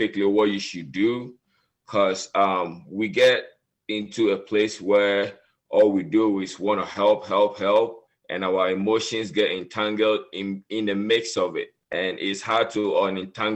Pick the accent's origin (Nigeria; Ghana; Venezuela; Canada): Ghana; moved away as an adult; now in United States; I grew up in West Africa, Ghana